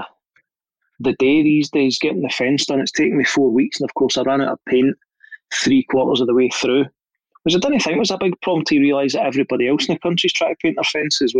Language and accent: English; Glasgow, Scotland, United Kingdom; I grew up in Castlemilk